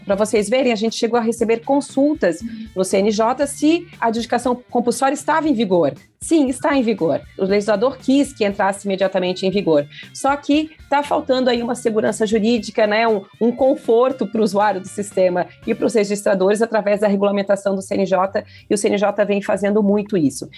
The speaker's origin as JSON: {"language": "Portuguese", "region": "Santa Catarina", "country": "Brazil", "said": "eu sou do estado de Santa Catarina, nós aqui temos o programa Lar Legal há 20 anos"}